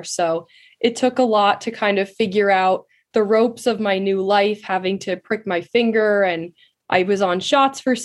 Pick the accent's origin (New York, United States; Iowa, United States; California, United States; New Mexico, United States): New York, United States; Katonah; I grew up in Westchester, New York, specifically in the town of Katona, which is about 40 minutes north of New York City in the suburbs